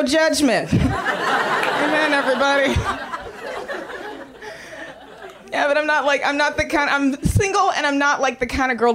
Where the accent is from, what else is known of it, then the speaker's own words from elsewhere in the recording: Austin, Texas, United States; moved away as an adult; I'm from Austin, Texas